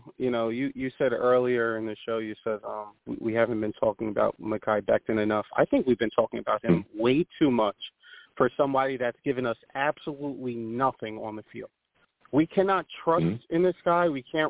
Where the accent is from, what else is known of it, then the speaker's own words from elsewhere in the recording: Long Island, New York, United States; I'm from Long